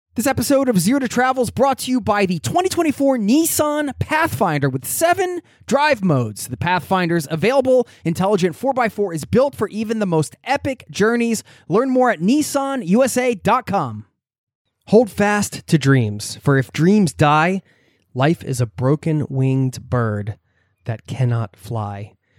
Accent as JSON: {"language": "English", "area": "outside of Philadelphia", "region": "Pennsylvania", "country": "United States", "tie": "born or raised there", "said": "I grew up in the Northeast outside of Philadelphia"}